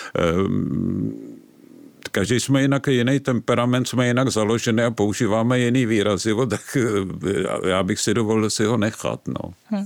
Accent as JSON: {"language": "Czech", "region": "Prague", "country": "Czechia", "tie": "born or raised there", "said": "vyrůstal jsem v Praze, vyrůstal jsem na Žižkově"}